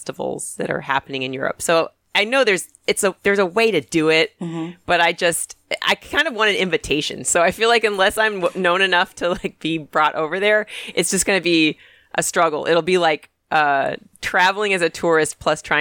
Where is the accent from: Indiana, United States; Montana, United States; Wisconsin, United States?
Indiana, United States; Indianapolis; also born or lived in France / Italy; now in Brooklyn, United States; when I grew up in Indiana on Lake Michigan